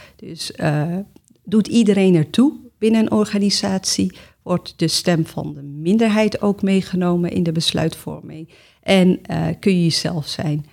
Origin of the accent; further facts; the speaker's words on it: Amsterdam, North Holland, Netherlands; moved away as an adult; now in The Hague, Netherlands; geboren en getogen in Amsterdam